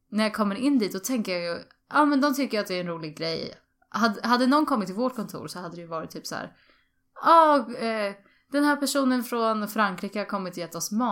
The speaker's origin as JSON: {"language": "Swedish", "country": "Sweden", "said": "Jag är från, från eh, Sverige och, och jag står utanför."}